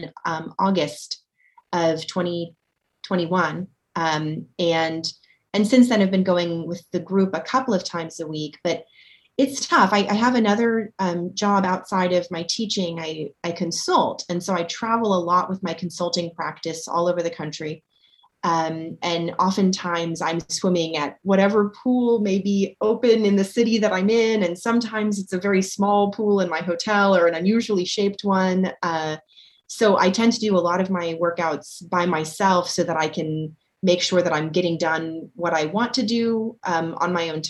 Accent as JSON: {"language": "English", "town": "Houston", "region": "Texas", "country": "United States", "tie": "born or raised there", "moved": "yes", "lives_now": "Los Angeles, United States", "said": "I grew up most of my life in Texas. I grew up in the Houston area"}